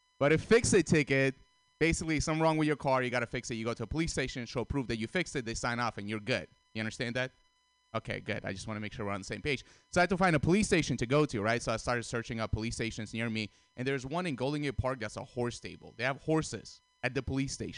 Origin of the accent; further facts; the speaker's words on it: Russia; moved away; I grew up in Russia